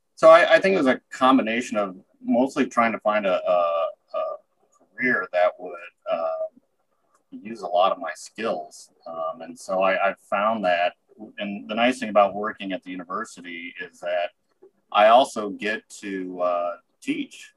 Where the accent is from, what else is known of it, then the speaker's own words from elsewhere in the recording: Springfield, Illinois, United States; moved away; also born or lived in Iowa City, Iowa / Muscatine, Iowa / Chicago, Illinois / Spain; I am originally from Springfield, Illinois